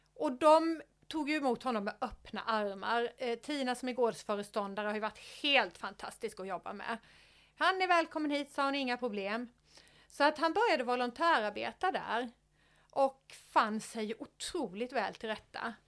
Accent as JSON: {"language": "Swedish", "country": "Sweden", "said": "jag är en svensk tjej i 50-årsåldern"}